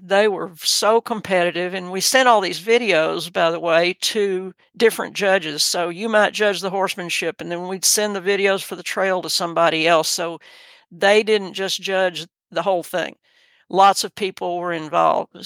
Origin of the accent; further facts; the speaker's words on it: Texas City, Texas, United States; I was raised in Texas City, Texas, which is on the Gulf Coast